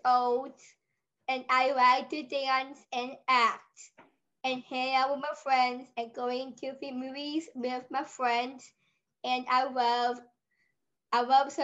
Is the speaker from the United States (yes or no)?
yes; Olathe, Kansas, United States; here in Olathe, Kansas City, my hometown